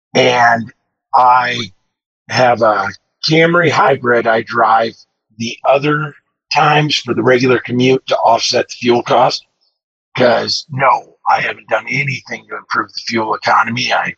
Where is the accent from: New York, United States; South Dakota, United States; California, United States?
South Dakota, United States; moved away; Tonight I'm in South Dakota, back home for Christmas.